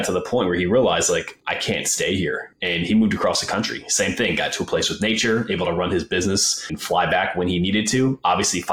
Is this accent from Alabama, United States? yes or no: no; Wisconsin, United States; moved away as an adult; also born or lived in Colorado; I grew up in Wisconsin